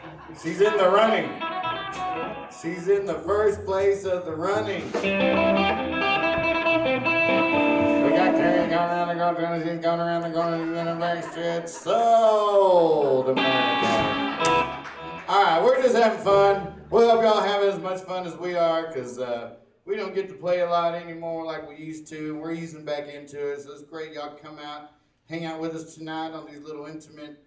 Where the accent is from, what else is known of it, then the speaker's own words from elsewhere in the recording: Dallas, Texas, United States; moved away; growing up in Oak Cliff, Texas.